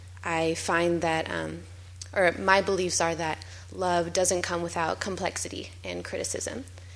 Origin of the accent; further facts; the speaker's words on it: United States; I'm not from Israel and I'm an American.